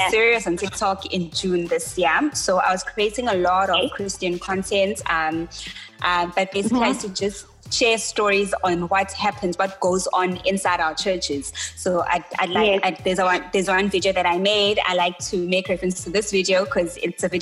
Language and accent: English; Durban, KwaZulu-Natal, South Africa; I was born and bred in Durban